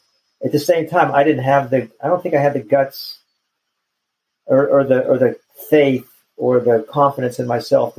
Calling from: Chapel Hill, North Carolina, United States; I am in Chapel Hill, North Carolina.

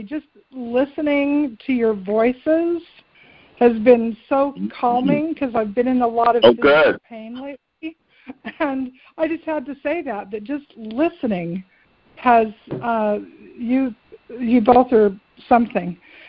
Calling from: Virginia, United States; Oh, hi, Jimmy and Reverend Debbie. … in Virginia.

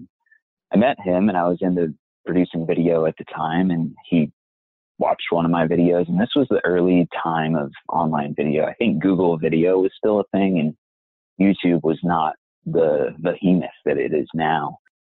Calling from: Pittsburgh, Pennsylvania, United States; I'm calling from actually my sister-in-law's house outside of Pittsburgh, Pennsylvania.

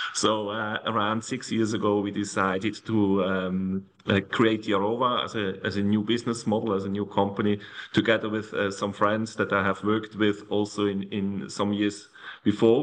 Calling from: Zug, Switzerland; I'm actually calling from Switzerland, from Zug, a very small town close to uh, Zurich.

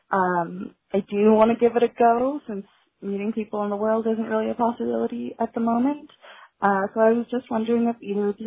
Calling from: Toronto, Ontario, Canada; I'm calling from Toronto

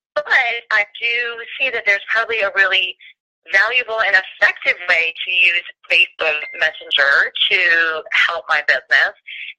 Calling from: Gainesville, Florida, United States; I'm calling from Gainesville, Florida.

